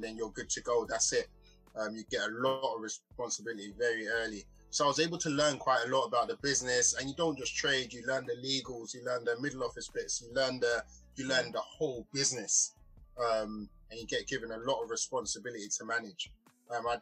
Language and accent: English; London, United Kingdom; growing up in Peckham, that's where I grew up. I grew up on the estate.